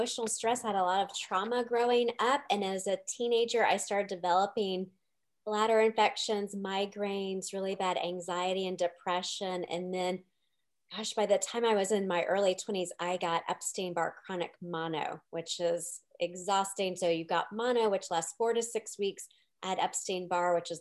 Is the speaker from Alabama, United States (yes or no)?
no; Nashville, Tennessee, United States; moved away as an adult; also born or lived in San Francisco; I moved back to Nashville a few years ago. I grew up in Nashville and then I lived in San Francisco for a long time